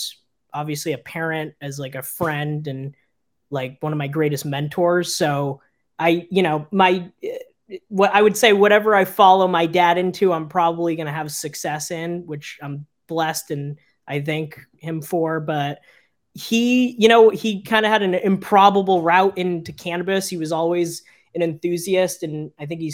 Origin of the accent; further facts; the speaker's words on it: Las Vegas, Nevada, United States; moved away; I'm from Vegas originally